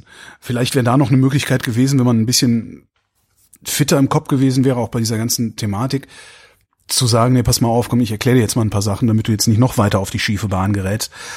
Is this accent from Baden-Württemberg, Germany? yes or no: no; Erftstadt, North Rhine-Westphalia, Germany; ich bin aufgewachsen im Rheinland. Also das ist in der Köln